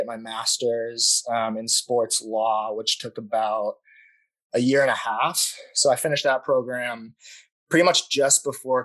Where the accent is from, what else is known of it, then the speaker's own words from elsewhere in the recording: Scottsdale, Arizona, United States; I grew up in Scottsdale. I went to Arcadia High School here